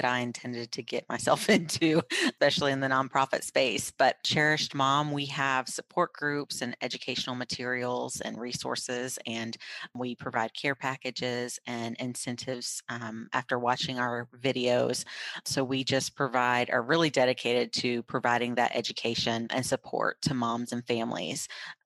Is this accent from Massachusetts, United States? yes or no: no; Raleigh, North Carolina, United States; moved away; I'm from Raleigh